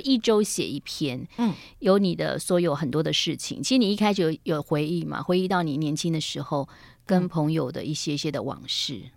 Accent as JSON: {"language": "Chinese", "region": "Yilan County", "country": "Taiwan", "tie": "born or raised there", "said": "我小时候在宜兰的盛后幼稚园"}